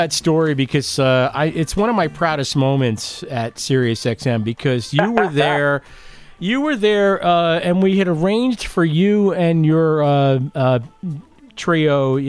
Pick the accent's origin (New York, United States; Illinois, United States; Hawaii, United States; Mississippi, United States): New York, United States; Lindenhurst; I was from Lindenhurst.